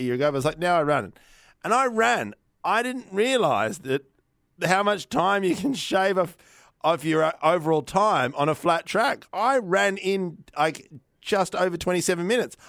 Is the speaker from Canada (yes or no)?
no; Victoria, Australia; I'm from Victoria